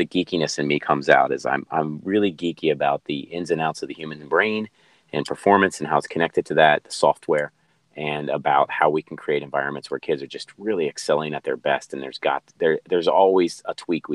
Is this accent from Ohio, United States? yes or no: yes; Cincinnati, Ohio, United States; moved away as an adult; also born or lived in North Carolina; now in San Diego, United States; born and raised in Cincinnati, Ohio